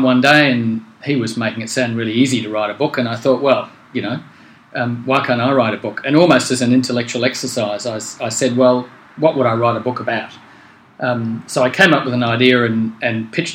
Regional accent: New Zealand; moved away as an adult; also born or lived in United Kingdom; now in Australia; I grew up in New Zealand

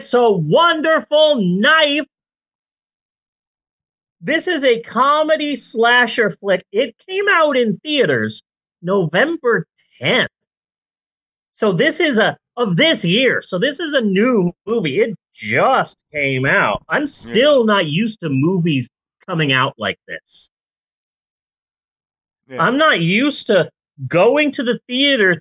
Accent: Phoenix, Arizona, United States; moved away; I miss Phoenix. I grew up in Phoenix and I miss it

